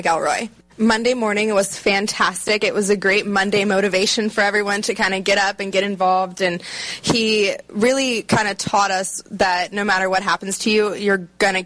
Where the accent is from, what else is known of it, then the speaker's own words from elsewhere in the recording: Maryland, United States; I'm from Maryland